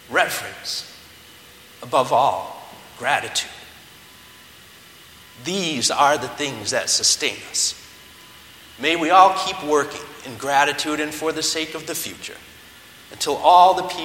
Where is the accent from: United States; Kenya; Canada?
United States; Leominster, Massachusetts; I come from Leominster, Massachusetts, the birthplace of Johnny Appleseed